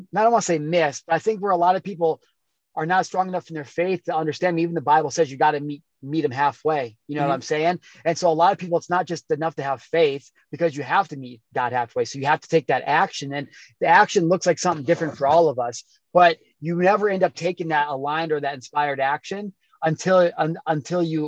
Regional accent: Midwest, United States; growing up in the Midwest

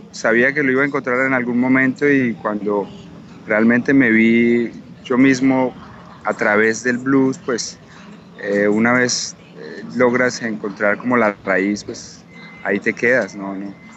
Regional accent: Pereira, Risaralda, Colombia; siendo un artista colombiano, latino, distinto

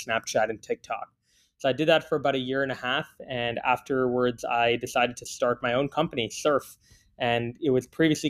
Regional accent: Canada; also born or lived in Singapore; I was born in Singapore. I only came to Canada when I was 9 years old.

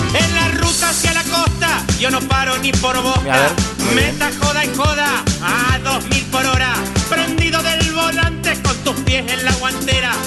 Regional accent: Argentina; also born or lived in Villa Crespo, Buenos Aires; soy argentino y latinoamericano

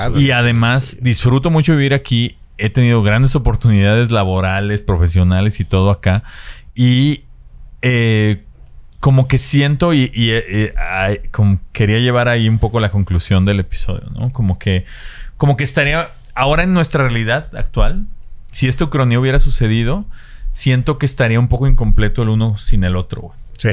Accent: Guadalajara, Jalisco, Mexico; moved away as an adult; now in Mexico City, Mexico; nosotros que somos de Guadalajara. Mi papá es de Ciudad de México

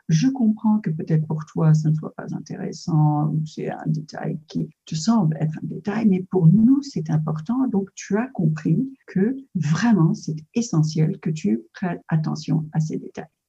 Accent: United States; French is a second language; moved away; also born or lived in France; Je suis de double nationalité américaine et française.

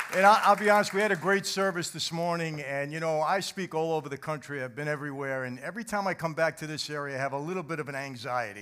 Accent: New York, United States; I grew up in New York where there are five organized crime families.

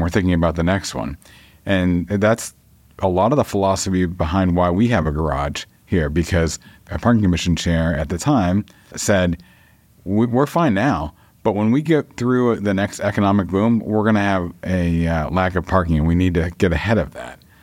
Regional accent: Dover, New Hampshire, United States; I grew up on Dover Point

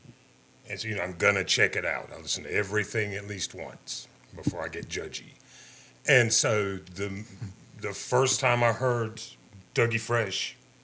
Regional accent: Central North Carolina, United States; I grew up in Central North Carolina, man. It was a town that was half black and half white. One square mile, one stoplight.

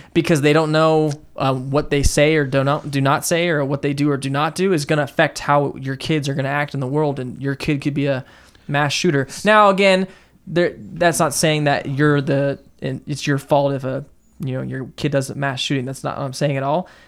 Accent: Southern California, United States; David and I grew up in Southern California

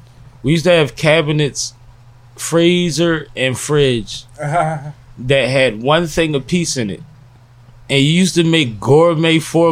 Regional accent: Atlanta, Georgia, United States; born there; I was born in Atlanta.

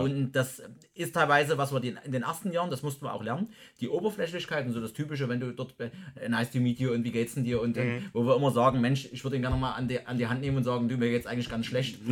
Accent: Freital, Saxony, Germany; meiner Heimatstadt Freital dann äh, unweit von Dresden

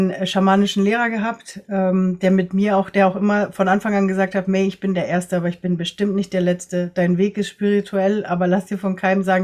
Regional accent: Ecuador; born there; Ich bin selber in Ecuador geboren, mein Papa ist Deutscher und meine Mama ist aus einer chinesischen Kolonie in Ecuador

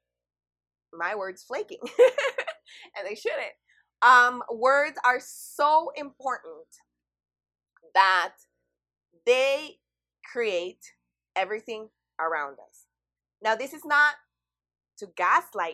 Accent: El Salvador; I'm from El Salvador

